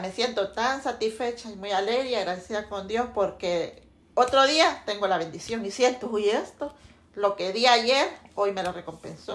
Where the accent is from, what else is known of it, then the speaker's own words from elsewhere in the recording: Santa Bárbara, Honduras; moved away as an adult; Nací en Santa Bárbara, departamento de Santa Bárbara, 31 de diciembre